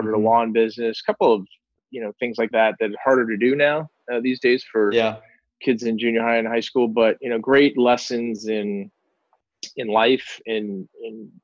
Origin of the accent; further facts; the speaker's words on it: Kings Park, New York, United States; I grew up in New York on Long Island.